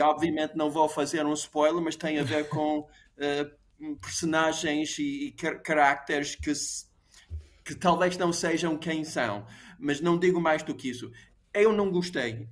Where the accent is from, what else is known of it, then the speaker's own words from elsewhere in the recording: United States; moved away; Eu cresci num país, numa América muito segregada